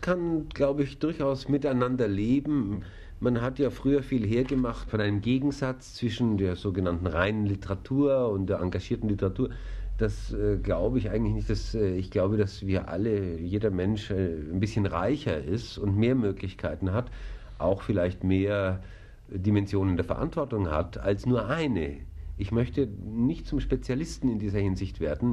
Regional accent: Kaufbeuren, Bavaria, Germany; now in Munich, Germany; Ich komme auch aus Bayern

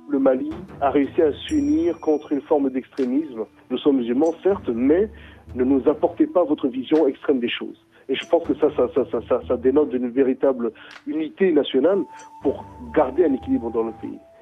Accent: Bria, Haute-Kotto, Central African Republic; moved away; j'ai grandi à Bria. Donc Bria, c'est l'est de la RCA.

